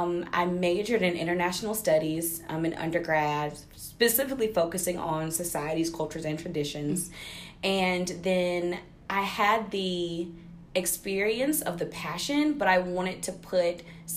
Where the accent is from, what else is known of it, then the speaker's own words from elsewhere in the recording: Statesboro, Georgia, United States; I was born and raised in Statesboro, Georgia, 3.5 hours like south of Atlanta, around 45 minutes away from Savannah. So Georgia girl